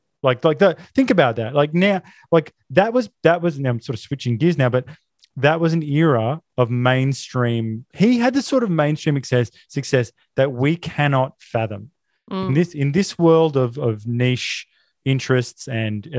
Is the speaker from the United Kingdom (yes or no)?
no; Australia